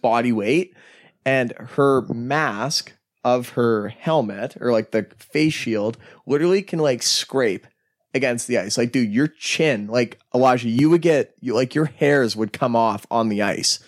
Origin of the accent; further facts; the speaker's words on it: Canada; We're Canadian.